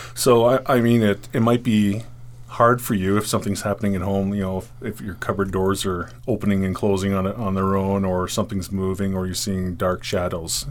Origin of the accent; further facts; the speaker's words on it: Caledon, Ontario, Canada; also born or lived in Rexdale, Toronto; my my parents moved up to Caledon